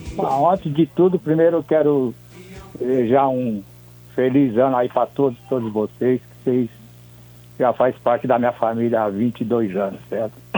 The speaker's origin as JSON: {"language": "Portuguese", "region": "São Paulo", "country": "Brazil", "tie": "born or raised there", "said": "onde eu nasci, fui criado fui criado até os 25 anos, aí na, na Vila Mariana"}